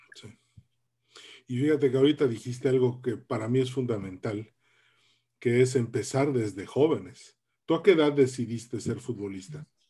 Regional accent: Mexico; tanto tú como yo somos de la generación X, somos los mexicanos que nacimos entre 1960 y 1982

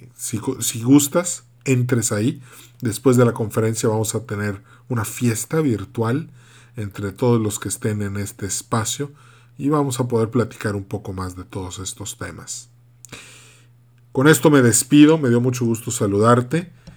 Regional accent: Yucatán, Mexico; also born or lived in Monterrey, Nuevo León; yo soy yucateco. Mitad yucateco, mitad regiomontano

